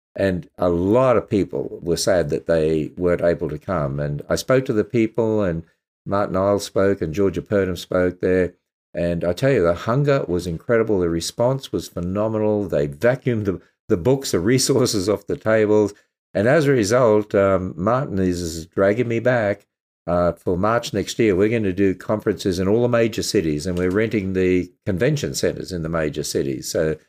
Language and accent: English; Australia; And of course, it's my home country.